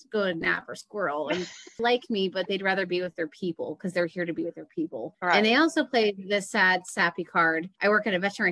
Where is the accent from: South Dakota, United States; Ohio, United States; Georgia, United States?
Ohio, United States; Dayton; also born or lived in Columbus, Ohio; I grew up in Dayton and I moved to Columbus